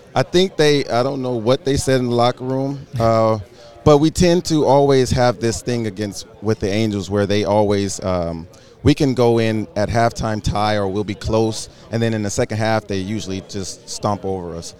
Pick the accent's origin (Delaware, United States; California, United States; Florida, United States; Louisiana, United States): California, United States; I'm from California.